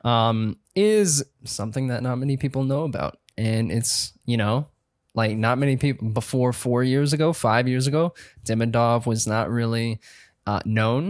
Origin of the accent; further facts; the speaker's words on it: South Carolina, United States; from South Carolina.